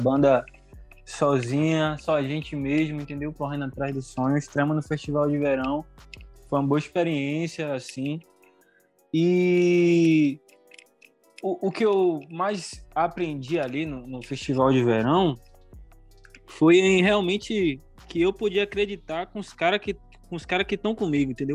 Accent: Salvador, Bahia, Brazil; also born or lived in Feira de Santana; eu nasci em Feira de Santana, mas eu moro aqui em Salvador, Bahia, no bairro de Pau da Lima é, numa quebrada aqui na Avenida Gal Costa, sacou? E a Avenida Gal Costa é o lugar onde eu vivi a maioria, a, a maior parte da minha vida

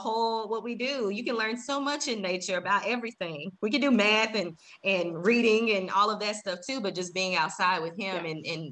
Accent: Dallas, Texas, United States; also born or lived in Waco, Texas; now in San Antonio, United States; I grew up in Dallas

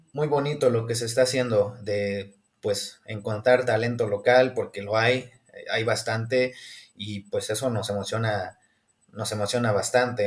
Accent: Hidalgo, Mexico

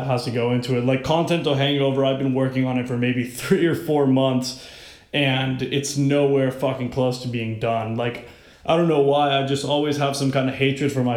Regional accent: Miami, Florida, United States; moved away as an adult; now in Washington, D.C., United States; I was born and raised in Miami, Florida

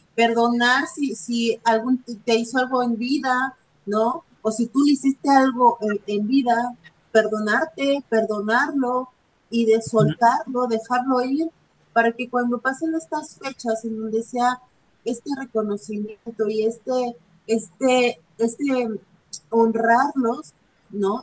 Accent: Guerrero, Mexico; yo que soy del estado de Guerrero

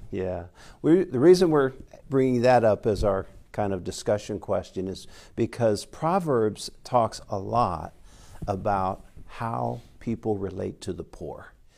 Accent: United States; we grew up here in America

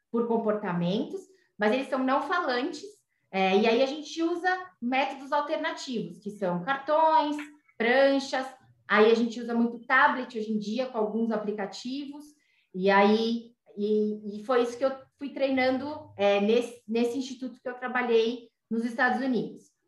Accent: São Paulo, Brazil; Eu sou daqui de São Paulo

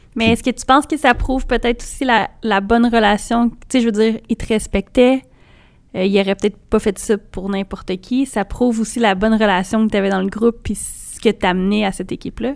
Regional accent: Trois-Rivières, Quebec, Canada; je viens de Trois-Rivières.

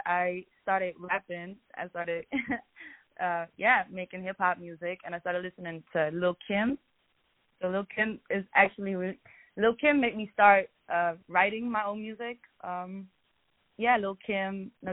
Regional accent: Amsterdam, North Holland, Netherlands; moved away as an adult; now in Los Angeles, United States; I'm from Amsterdam originally. So I came to Los Angeles a few months ago.

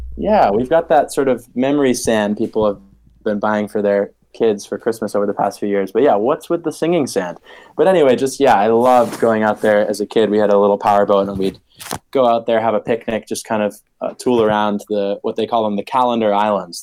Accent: Maine, United States; moved away as an adult; now in Oxford, United Kingdom; growing up in Maine, I was always very sort of connected to nature and climate. Grew up in the sort of forested part of the state

